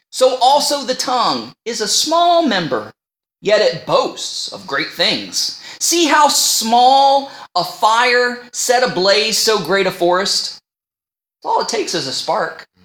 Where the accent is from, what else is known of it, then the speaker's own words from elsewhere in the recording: United States; accent: northern; now in Canada; Now, people, you know, I'm from the United States and people say I have a northern accent, but when I go home or talk to somebody on the phone, they can hear my Canadian accent.